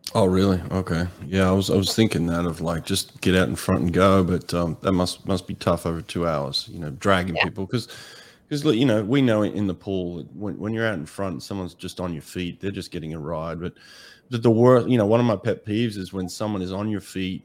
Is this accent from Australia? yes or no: yes; Australia; I grew up in Australia